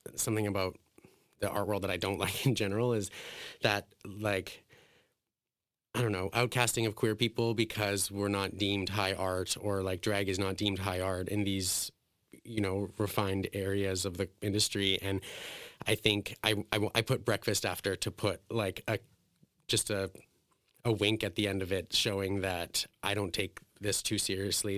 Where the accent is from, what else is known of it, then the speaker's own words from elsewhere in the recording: Alberta, Canada; when I was a kid, I grew up in like a very white suburban town. It was like an oil town in Alberta